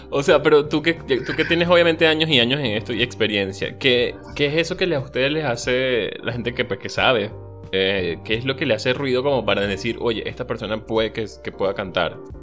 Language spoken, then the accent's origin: Spanish; La Victoria, Aragua, Venezuela; moved away as an adult; yo soy de la Victoria en el estado de Aragua